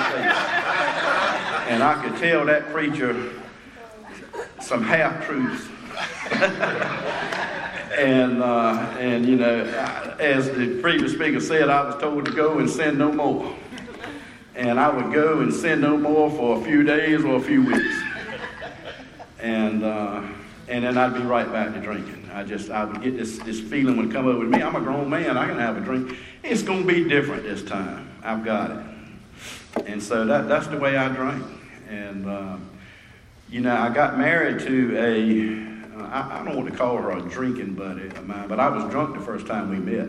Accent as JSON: {"language": "English", "town": "Rocky Mount", "region": "North Carolina", "country": "United States", "tie": "born or raised there", "said": "the time I moved back to my hometown"}